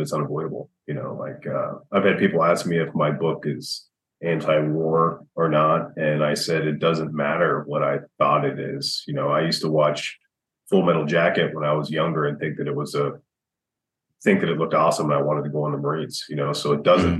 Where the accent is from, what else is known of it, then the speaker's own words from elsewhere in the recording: United States; growing up in America